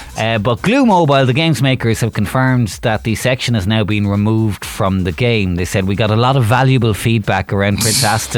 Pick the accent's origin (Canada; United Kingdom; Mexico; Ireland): Ireland; Waterford, Munster; I'm from Waterford.